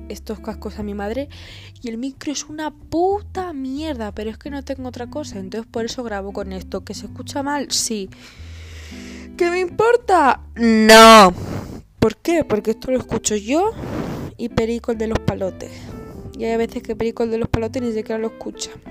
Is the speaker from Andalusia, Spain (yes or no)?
yes; Andalusia, Spain; accent: Andalusian; El acento andaluz me sale a veces porque soy medio andaluza.